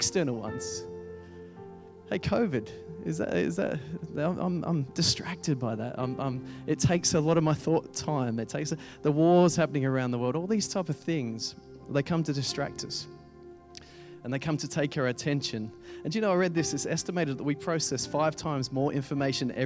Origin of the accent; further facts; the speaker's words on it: England, United Kingdom; I'm an Englishman in an Englishman's body, I think. So that's why they got me to speak here, because I'm very sensitive, I got told, and very, very English.